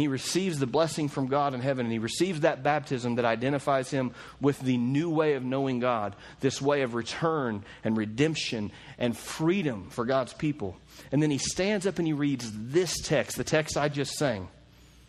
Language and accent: English; Oklahoma, United States; We're from Oklahoma too.